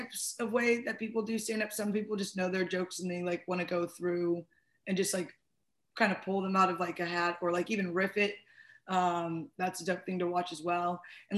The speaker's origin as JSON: {"language": "English", "town": "St. Louis", "region": "Missouri", "country": "United States", "also_born_or_lived": "Boulder, Colorado", "said": "I was originally from St. Louis, and then I lived in Boulder, and then I moved back to St. Louis."}